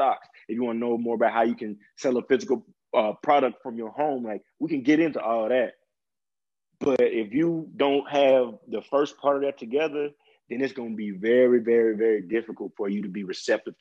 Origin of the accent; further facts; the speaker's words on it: Mississippi, United States; a old white man calling me a nigga was something I dealt with almost on a daily basis being grown up in Mississippi